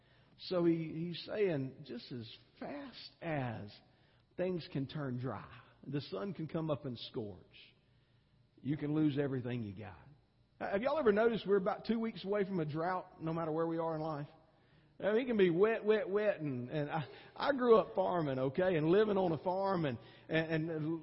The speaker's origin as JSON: {"language": "English", "region": "Georgia", "country": "United States", "said": "because I came from Georgia where it gets really hot, about 10 degrees hotter than it does here, which is hot, okay, and humid too"}